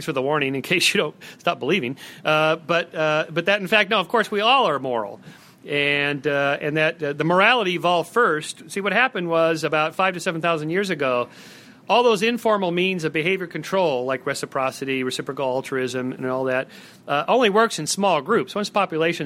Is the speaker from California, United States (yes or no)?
yes; California, United States; I'm from California